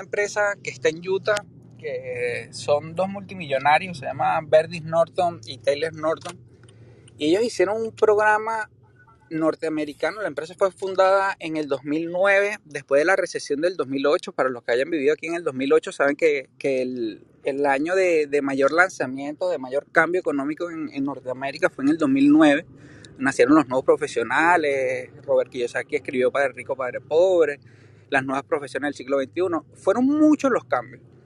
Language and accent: Spanish; Venezuela; moved away as an adult; now in United States; yo soy americano desde muy pequeño, pero viví en Venezuela